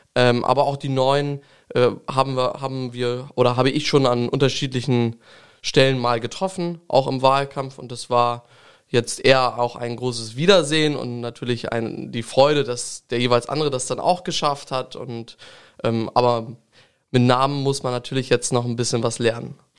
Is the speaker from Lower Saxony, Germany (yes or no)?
yes; Langenhagen, Lower Saxony, Germany; Ich komme ja aus Gotshorn, dem kleinen Gotshorn. Es ist ein schöner Stadtteil von Langenhagen.